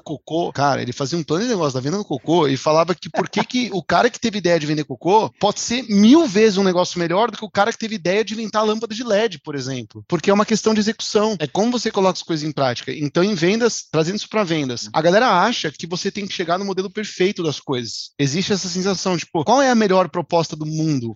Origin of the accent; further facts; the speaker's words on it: Jandira, São Paulo, Brazil; now in São Paulo, Brazil; Vim de Jandira, agora eu moro em São Paulo já há algum tempo